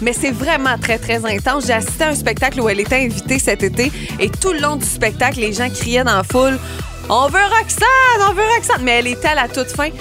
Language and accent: French; Montérégie, Quebec, Canada; chez nous en Montérégie